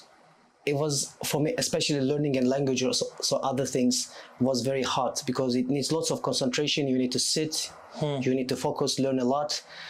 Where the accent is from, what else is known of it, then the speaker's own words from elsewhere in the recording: Anatolia, Turkey; English is a second language; moved away as an adult; also born or lived in Istanbul, Turkey / England; I was born and raised in Istanbul for a while. I lived in Istanbul for 6 years. Then I moved to a city in Anatolia, which was quite a small town